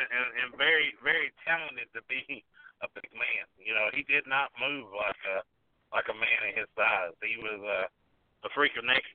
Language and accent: English; Chattanooga, Tennessee, United States; I was raised on the Stud stable in Chattanooga. You know, I was raised on Gulas wrestling.